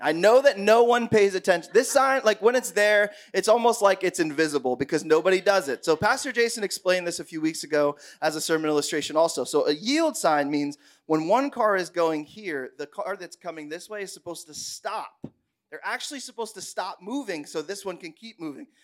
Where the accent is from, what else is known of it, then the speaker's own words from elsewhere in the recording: Bushkill, Pennsylvania, United States; I grew up in Bushkill, Pennsylvania, so, like, the backwoods of the world